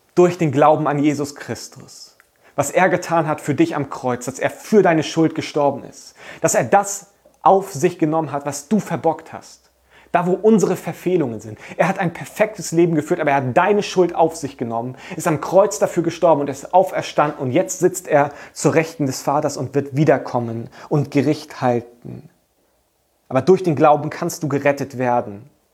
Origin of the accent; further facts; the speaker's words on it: Germany; als Deutsche